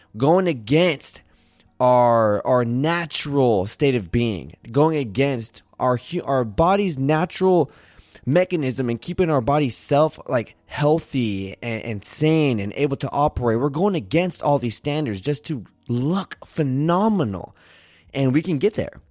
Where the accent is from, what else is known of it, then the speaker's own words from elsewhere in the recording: Santa Barbara, California, United States; moved away; also born or lived in Arizona; I was born in Santa Barbara, California, went to school in Arizona